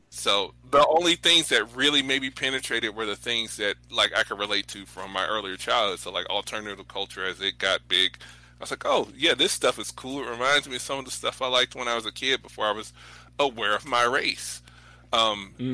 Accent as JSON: {"language": "English", "town": "St. Louis", "region": "Missouri", "country": "United States", "said": "I'm from St. Louis"}